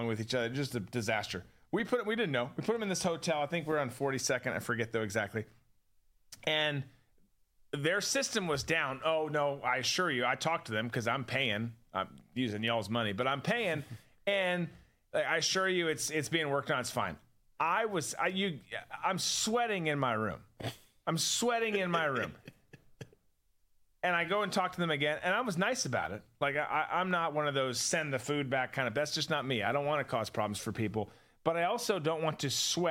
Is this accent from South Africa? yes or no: no; Minnesota, United States; moved away; I grew up in Minnesota.